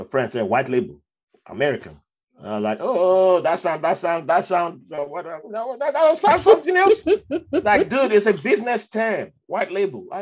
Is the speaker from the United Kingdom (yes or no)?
no; Nigeria; moved away as an adult; now in United States; how I grew up in Nigeria